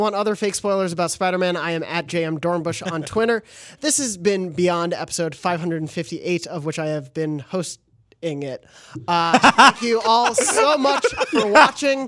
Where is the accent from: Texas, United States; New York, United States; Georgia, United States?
New York, United States; New York City; moved away; we're both from New York and yeah. lived there for a while